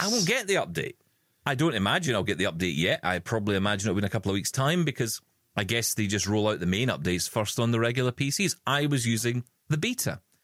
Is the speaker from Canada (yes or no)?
no; Scotland, United Kingdom; in our family, because we're Scottish, we say wabbly.